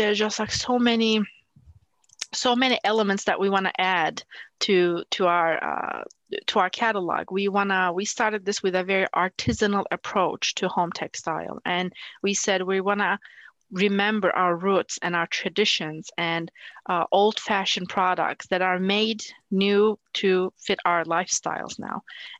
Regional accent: Turkey; English is a second language; You know, growing up in Turkey, and especially working at NASA in a very male-dominated environment, there are expectations of how a woman should be

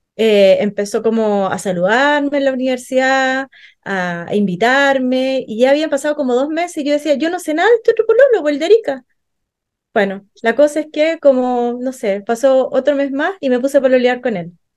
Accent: Arica, Arica y Parinacota, Chile; yo soy de Arica

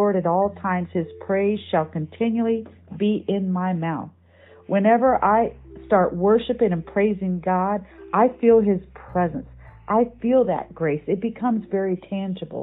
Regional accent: Michigan, United States; When I was a kid growing up in Michigan

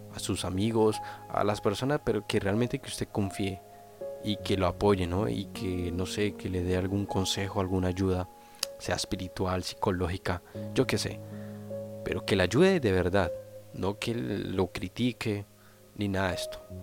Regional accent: Colombia; also born or lived in Flandes, Tolima, Colombia; now in Spain

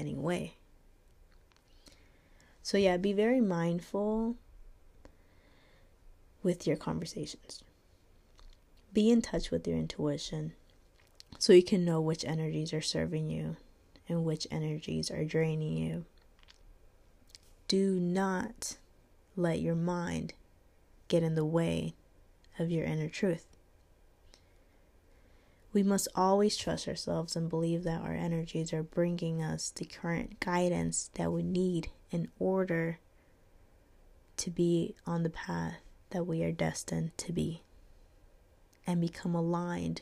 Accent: North Carolina, United States; I was raised in North Carolina, but living here my whole life, actually.

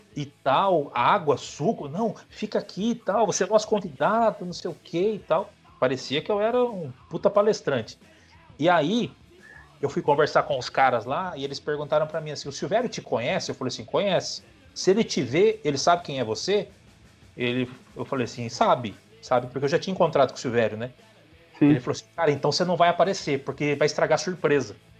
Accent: São Paulo, Brazil; a gente torce pro São José, nós que somos de São José

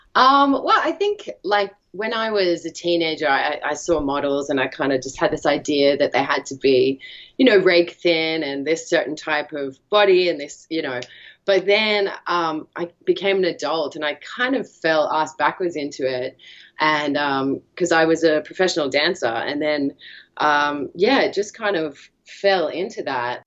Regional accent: Australia; I'm from Australia

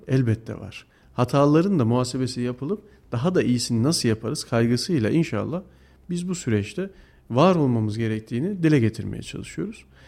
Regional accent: Kayseri, Kayseri Province, Turkey; Ben bu şehirde doğdum, bu şehirde büyüdüm

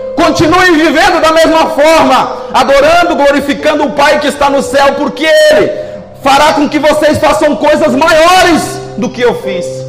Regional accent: Northeast Brazil, Brazil; moved away; Nós que somos nordestinos

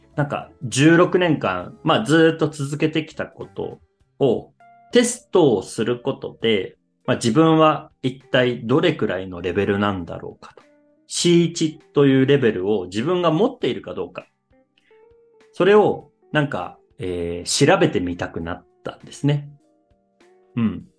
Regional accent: Japan; 僕は日本人

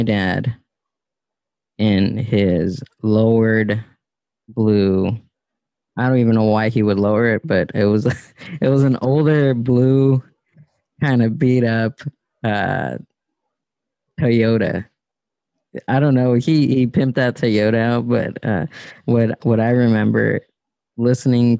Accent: Southern California, United States; growing up in SoCal

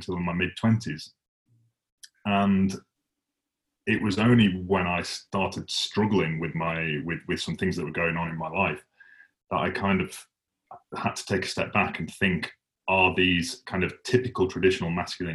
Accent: Huddersfield, Yorkshire and the Humber, United Kingdom; moved away; I don't actually live in Huddersfield anymore, but I grew up in Huddersfield

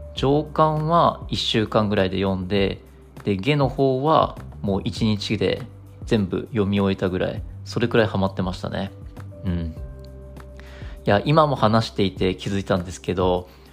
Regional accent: Japan; 我々日本人

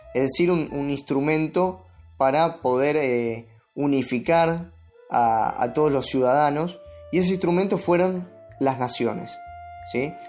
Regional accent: Argentina; todos somos argentinos

